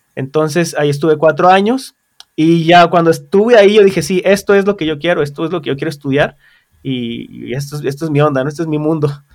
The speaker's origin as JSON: {"language": "Spanish", "region": "San Luis Potosí", "country": "Mexico", "tie": "born or raised there", "also_born_or_lived": "New York", "said": "yo soy de aquí de San Luis"}